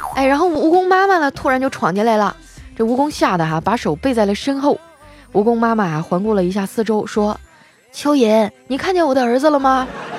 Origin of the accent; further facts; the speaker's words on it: Heilongjiang, China; 我们东北老爷们儿有担当